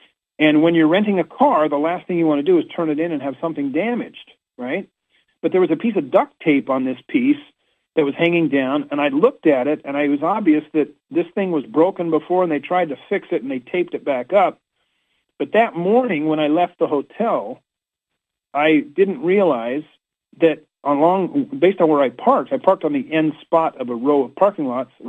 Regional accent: Washington, District of Columbia, United States; hey, I'm here from Washington, D.C., and I can't help but notice all of these five-petal flowers

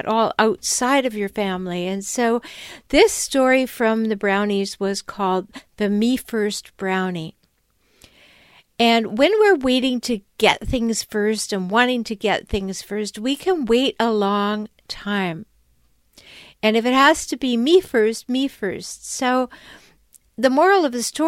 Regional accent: Canada; When I was a little girl growing up in Canada

